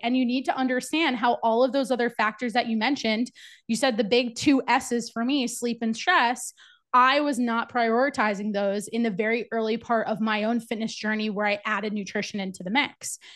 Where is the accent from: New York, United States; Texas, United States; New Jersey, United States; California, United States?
New Jersey, United States; moved away as an adult; also born or lived in Virginia / Charlotte, North Carolina; I'm originally from New Jersey